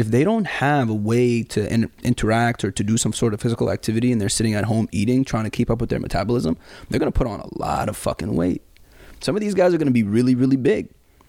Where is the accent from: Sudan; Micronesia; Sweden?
Sudan; also born or lived in Saudi Arabia; especially when I grew up in Sudan and Saudi Arabia, I would walk around the house or walk around outside barefoot.